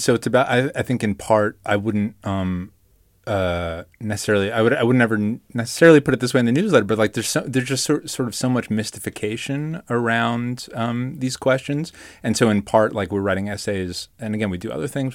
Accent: New York, United States; I grew up in New York and, uh, you know, a teenager in the nineties.

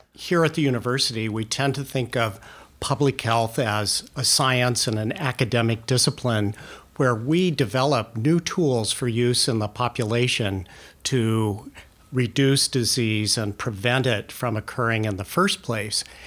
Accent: California, United States; moved away as an adult; also born or lived in New Mexico; now in Oregon, United States; I grew up in California

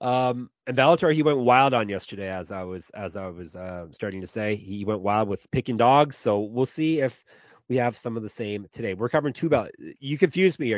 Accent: Canada; I'm the Canadian one

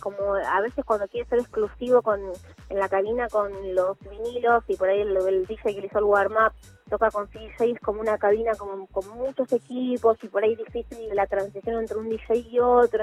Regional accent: Mar del Plata, Buenos Aires Province, Argentina; yo soy de Mar de Plata, Inicié mi carrera hace 14 años, a los 17

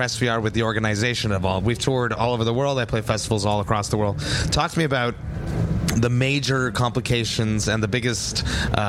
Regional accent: Montreal, Quebec, Canada; I'm from Montreal

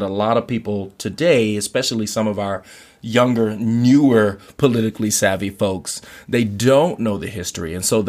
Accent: Anchorage, Alaska, United States; also born or lived in Louisiana; I moved to Alaska from Louisiana when I was about 10 or 11, you know.

